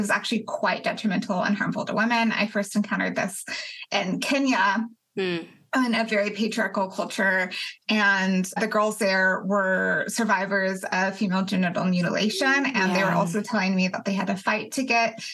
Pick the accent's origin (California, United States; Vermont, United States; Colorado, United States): Colorado, United States; now in Athens, United States; I'm originally from Colorado. I live in Athens, Georgia.